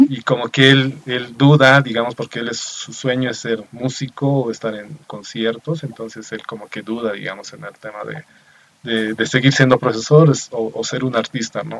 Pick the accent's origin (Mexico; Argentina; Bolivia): Bolivia; soy de Bolivia.